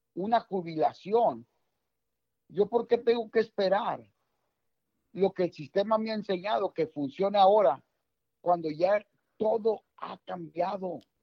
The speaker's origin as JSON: {"language": "Spanish", "country": "Mexico", "said": "voy a hablar mexicano porque soy mexicano."}